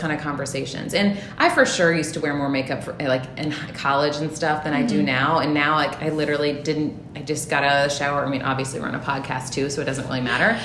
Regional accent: Memphis, Tennessee, United States; now in Milwaukee, United States; I grew up in Tennessee. My parents are originally from the North, but I was raised predominantly in Memphis, Tennessee

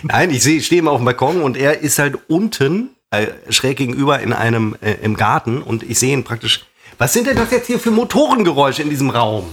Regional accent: the West, West Germany, Germany; bei uns im Westen

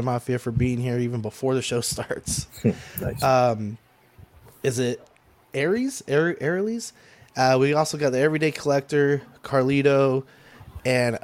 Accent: San Antonio, Texas, United States; I'm from San Antonio, Texas

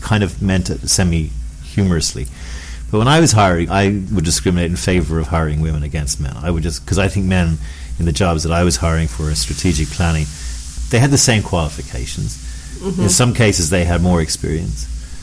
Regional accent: Ireland; As an Irishman

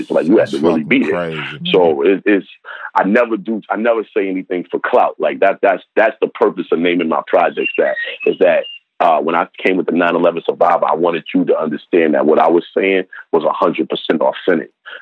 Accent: New York City, New York, United States; I'm from Harlem, you know, in the 80s and early 90s

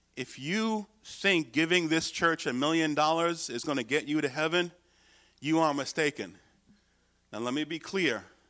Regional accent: United States; my salvation is not in being an American

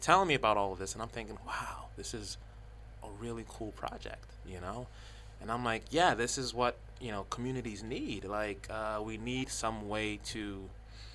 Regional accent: New York City, New York, United States; I'm from the South Bronx

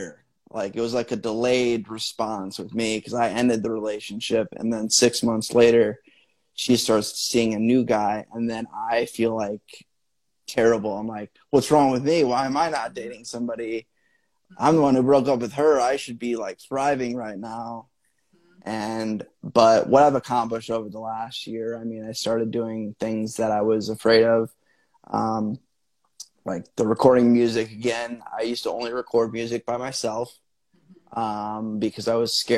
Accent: Midwest, United States; I grew up in the Midwest.

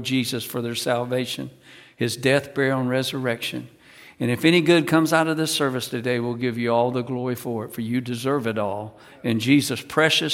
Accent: North Carolina, United States; I grew up in North Carolina, right in the center of the state.

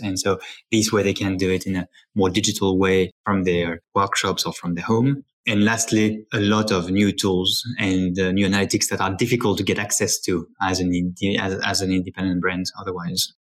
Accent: Paris, Île-de-France, France; as a child, I grew up in Paris with my three sisters.

